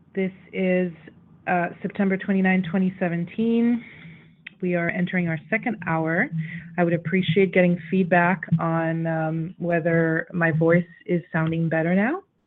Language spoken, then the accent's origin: English; Haiti; we're quite familiar to as Haitians